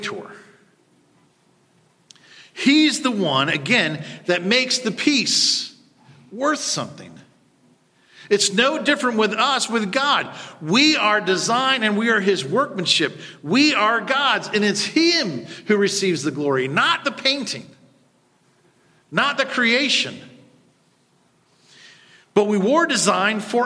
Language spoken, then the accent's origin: English; United States; as Americans, as English speakers